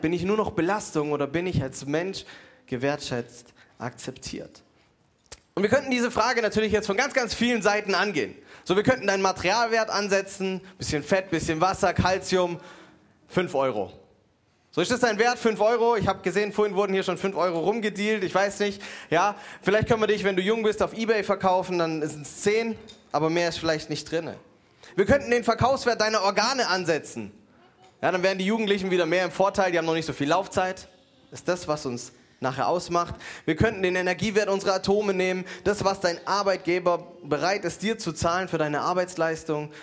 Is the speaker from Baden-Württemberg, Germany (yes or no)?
yes; Mannheim, Baden-Württemberg, Germany; als Mannheimer